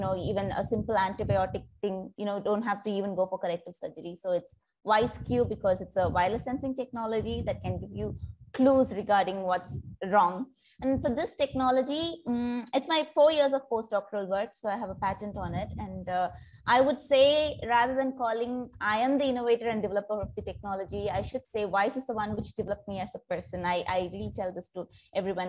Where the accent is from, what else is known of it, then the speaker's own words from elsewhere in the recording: India; moved away as an adult; now in Singapore; I'm originally from India, but I've been living in Singapore for the past decade now